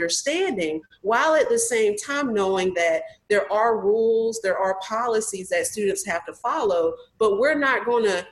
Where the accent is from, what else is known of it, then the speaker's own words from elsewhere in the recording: North Carolina, United States; where I grew up in North Carolina